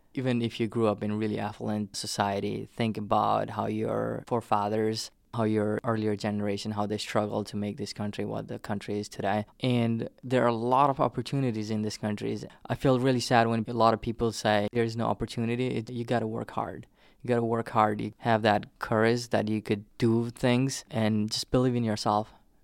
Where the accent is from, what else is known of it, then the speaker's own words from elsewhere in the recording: Terai, Nepal; English is a second language; now in western New England, United States; I came from Nepal